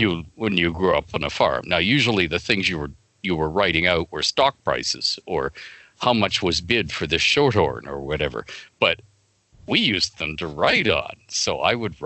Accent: Toronto, Ontario, Canada; I grew up in Don Mills

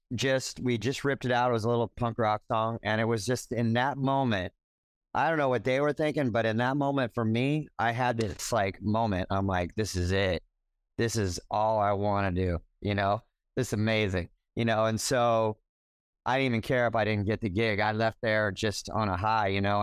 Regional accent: Orange County, California, United States; also born or lived in Los Angeles; I'm a native Californian. I, you know, I was born in L A. I grew up in Orange County

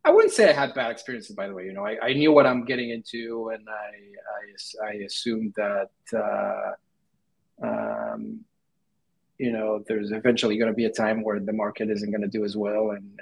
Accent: Israel; moved away as an adult; now in United States; I'm from Israel, and right now I'm in the U.S.

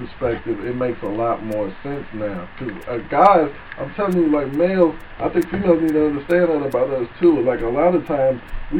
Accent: St. Louis, Missouri, United States; moved away as an adult; also born or lived in Alabama; now in Louisville, United States; Well, I just moved to Louisville a couple of years ago, and I'm from St. Louis, and went to school in Alabama.

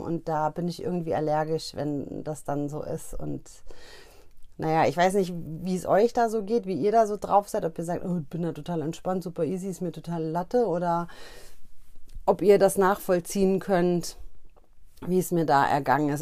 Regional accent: Hesse, Germany; Ich komme ja aus Hessen

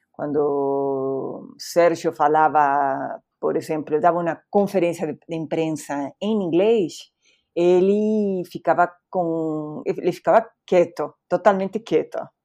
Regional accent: Bahía Blanca, Buenos Aires Province, Argentina; Portuguese is a second language; moved away as an adult; also born or lived in United States; now in Brazil; Eu nasci na Argentina, uhum. eu nem sou de, da capital, eu sou de outra cidade chamada Bahia Blanca

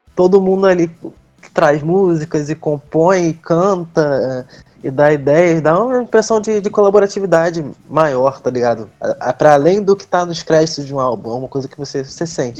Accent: Rio de Janeiro, Brazil; eu sou do Rio

